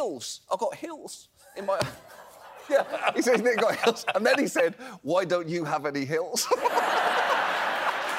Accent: England, United Kingdom; accent: English; moved away as an adult; now in United States; when I was growing up in England

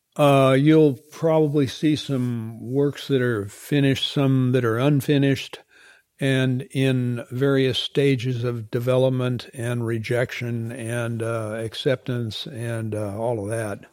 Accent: Oklahoma, United States; when I grew up there in Oklahoma

